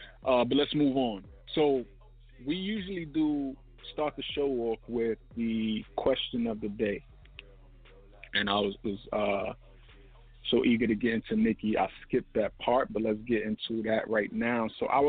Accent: Brooklyn, New York, United States; Thankfully, I grew up in New York. I grew up in Brooklyn, so it wasn't none of that happening.

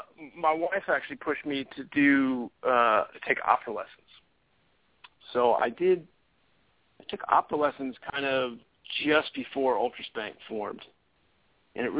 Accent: New York, United States; moved away as an adult; also born or lived in Santa Barbara, California; now in California, United States; I grew up in New York

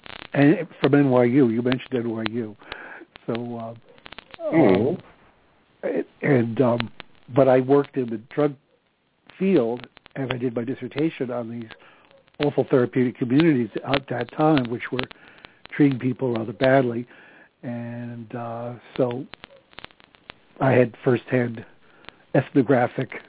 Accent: New York City, New York, United States; moved away as an adult; also born or lived in New Jersey; now in upstate New York, United States; After a lifetime of living in New York, we moved to our summer place in upstate New York

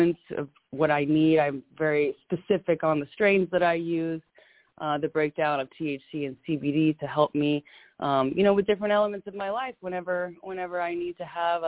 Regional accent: Louisiana, United States; also born or lived in Arkansas; I'm from Louisiana, originally born in Arkansas, raised in Louisiana in the deep south

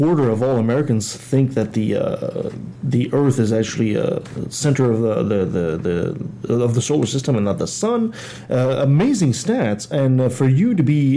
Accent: Canada; up here in Canada

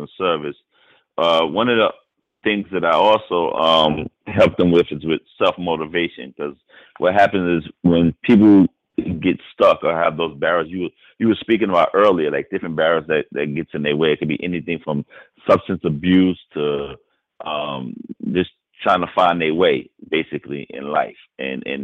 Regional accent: New York City, New York, United States; I grew up in Harlem

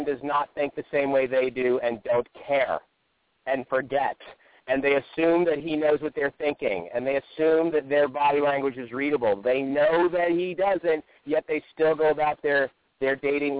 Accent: Greenwich, Connecticut, United States; Greenwich, Connecticut, which is my hometown

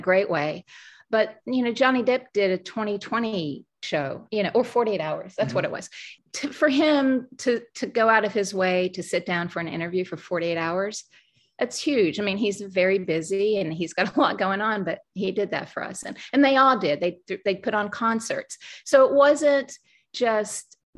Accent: the South, United States; moved away as an adult; also born or lived in New York; I'm from the South

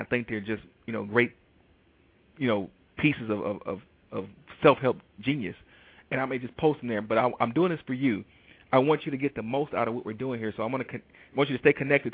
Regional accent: Detroit, Michigan, United States; I am from Detroit, Michigan

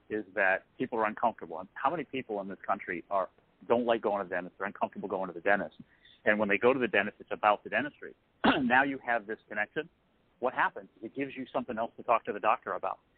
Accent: Massachusetts, United States; I'm from Massachusetts, and just that one little thing was the trust trigger.

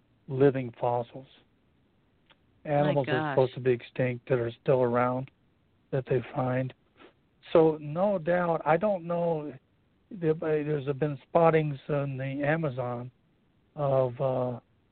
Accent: New Mexico, United States; I grew up in New Mexico

